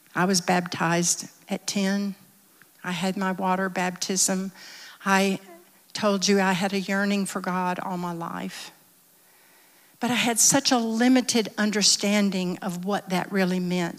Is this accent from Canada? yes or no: no; the South, United States; I'm from the South. Most everyone in my little town went to some church or another